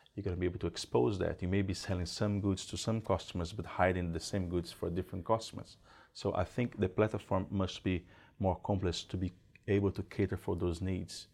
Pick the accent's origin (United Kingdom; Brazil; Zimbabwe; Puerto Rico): Brazil; moved away as an adult; now in New Zealand; I'm originally from Brazil. I moved into New Zealand about sixteen years ago